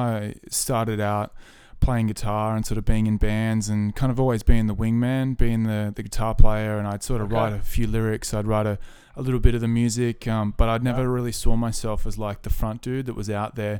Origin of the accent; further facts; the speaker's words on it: Leighton, New South Wales, Australia; I'm from Leighton in New South Wales. So I'm a country boy.